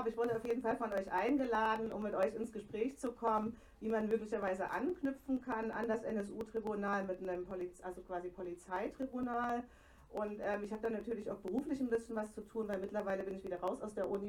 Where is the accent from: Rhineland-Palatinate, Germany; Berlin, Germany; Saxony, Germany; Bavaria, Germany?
Saxony, Germany; Leipzig; Ich komme aus Leipzig, das habt ihr gerade gehört. Da wird in Phasen größter Aufregung auch mal ein Pfeffi getrunken.